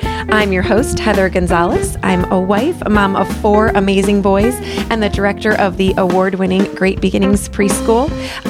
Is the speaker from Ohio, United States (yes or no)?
yes; Lakewood, Ohio, United States; moved away; I grew up in Lakewood, right outside of Cleveland